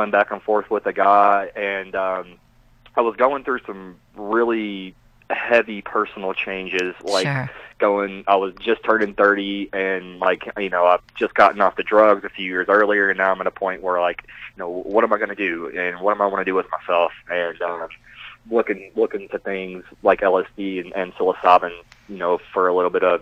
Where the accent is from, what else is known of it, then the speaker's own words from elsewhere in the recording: Kentucky, United States; moved away; I'm from Kentucky originally